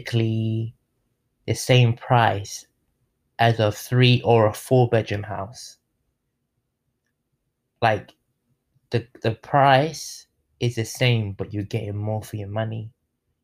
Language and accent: English; London, United Kingdom; now in Tampa, United States; I'm from London. I lived in there, born and raised.